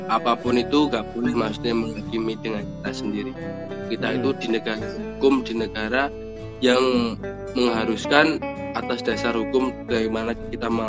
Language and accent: Indonesian; Sragen, Central Java, Indonesia; now in Wonogiri, Indonesia; Sergei itu atas anu jenenge kotaku asli namanya Sragen tapi kan aku udah berteman tinggal di Wonogiri jadi kita harus membanggakan Wonogiri